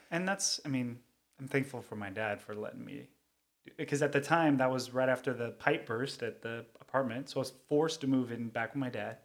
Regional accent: Cerritos, California, United States; I'm from Cerritos, California. Uh, not born, but raised, um, but Southern California native.

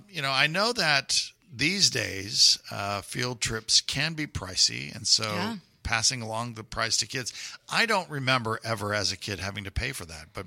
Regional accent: Puerto Rico; now in Houston, United States; I grew up in Puerto Rico

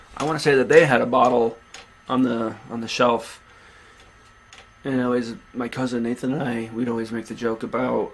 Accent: United States; Born and raised in the USA

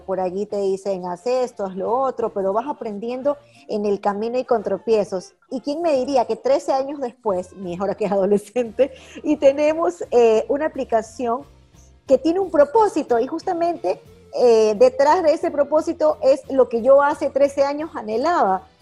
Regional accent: Ecuador; como ecuatorianas como mujeres

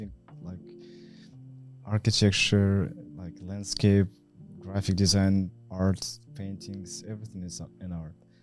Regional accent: Vladivostok, Primorsky Krai, Russia; moved away as an adult; also born or lived in Moscow; I was grew up in Vladivostok City

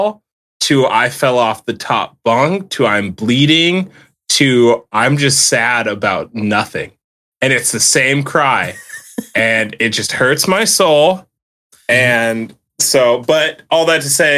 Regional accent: the South, United States; I grew up in the South

